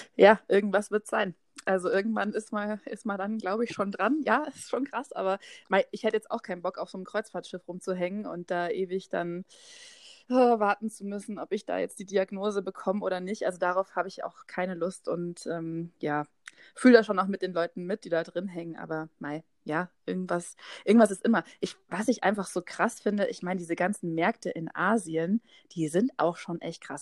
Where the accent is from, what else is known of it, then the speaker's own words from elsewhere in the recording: Haidhausen, Bavaria, Germany; vor 30 Jahren bin ich in Heidhausen geboren